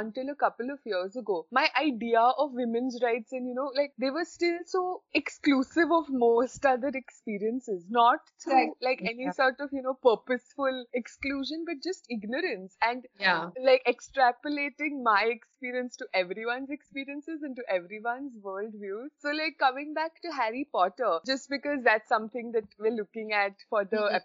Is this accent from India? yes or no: yes; India; now in United Kingdom; I'm in the UK from India